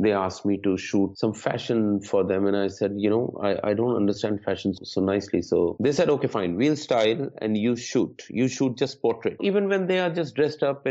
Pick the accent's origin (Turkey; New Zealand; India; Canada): India; I'm from India